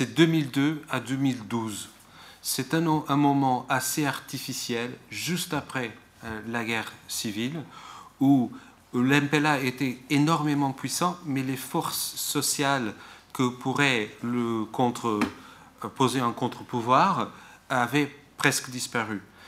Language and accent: French; Portugal; je suis portugais